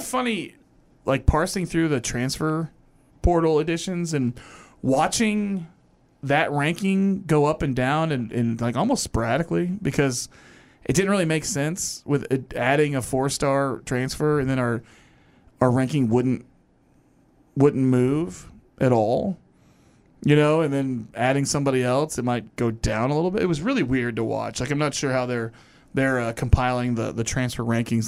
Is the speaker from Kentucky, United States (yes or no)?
yes; Louisville, Kentucky, United States; my hometown